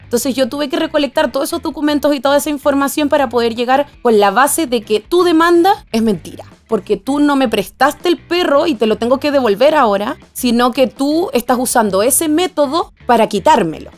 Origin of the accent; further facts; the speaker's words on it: Venezuela; moved away; yo soy extranjera, soy venezolana